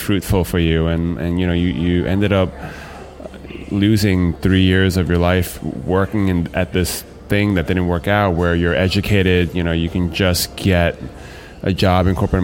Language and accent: English; United States; As a Chinese-American or American-Chinese person